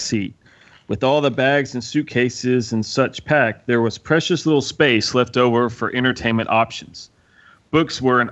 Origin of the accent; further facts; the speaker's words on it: Indiana, United States; I grew up in Indiana, but all my family lived in Texas